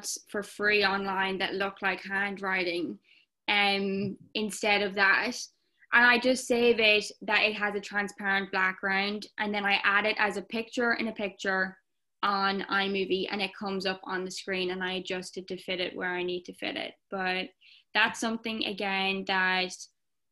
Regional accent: Ireland; I am an Irish TikToker.

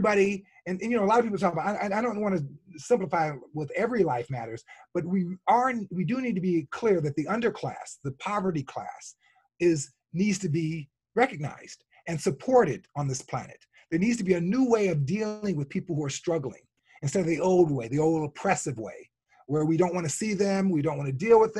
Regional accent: Chicago, Illinois, United States; born and raised in the South Side of Chicago

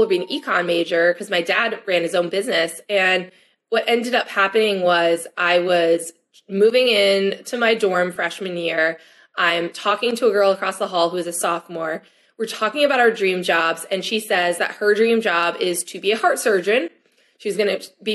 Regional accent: 20 minutes from Rutgers, New Jersey, United States; moved away; also born or lived in Michigan; I was 20 minutes from Rutgers.

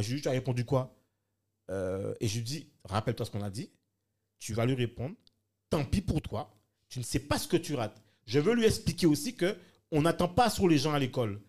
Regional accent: France; Moi, en tant que Français

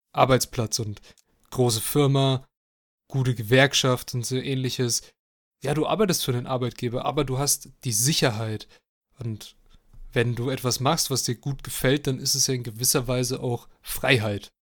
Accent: Germany; als Deutscher

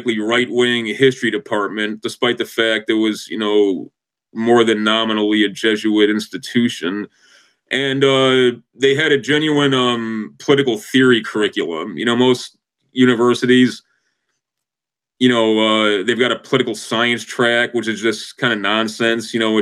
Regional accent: Chicago, Illinois, United States; I'm from the North Shore of Chicago.

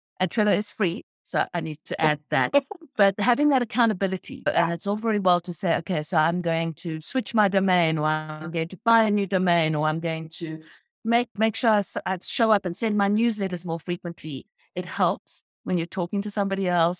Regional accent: Cape Town, Western Cape, South Africa; now in United States; I'm from South Africa. I'm from Cape Town

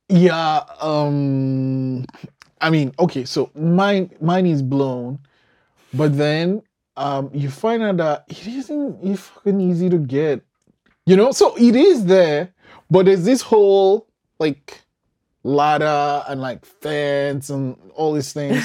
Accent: Nigeria; moved away; I'm originally from Nigeria

